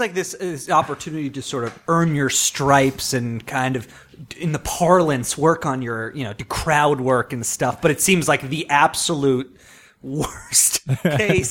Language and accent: English; Long Island, New York, United States; growing up on Long Island